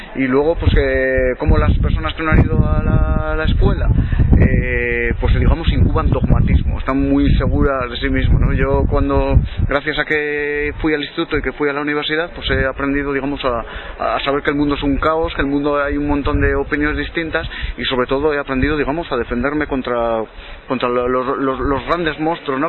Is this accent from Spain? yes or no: yes; Biscay, Basque Country, Spain; moved away; yo procedo de un caserío de Vizcaya, he vivido en una zona muy rural